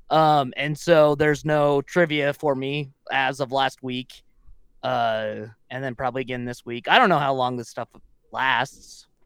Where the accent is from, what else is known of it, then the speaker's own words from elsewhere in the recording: Wyoming, United States; moved away; from Wyoming in my hometown